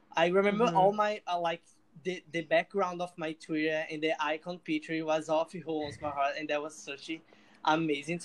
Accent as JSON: {"language": "English", "town": "Recife", "region": "Pernambuco", "country": "Brazil", "second_language": "English", "said": "I'm from Brazil. I'm from a city called Recife"}